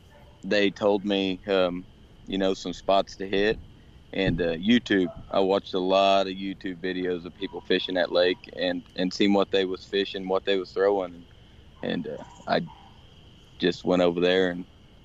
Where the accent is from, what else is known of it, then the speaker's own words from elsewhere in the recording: Linton, Indiana, United States; Oh, I am from Linton, Indiana.